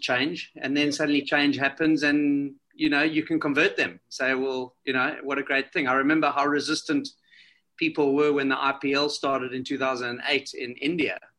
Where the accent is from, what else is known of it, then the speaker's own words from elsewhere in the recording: South Africa; I'm a South African.